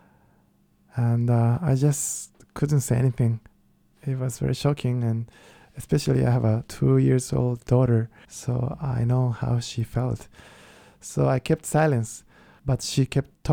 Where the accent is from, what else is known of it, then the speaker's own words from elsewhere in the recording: Kyoto, Japan; English is a second language; moved away; I am from Kyoto, which is the most traditional part in Japan.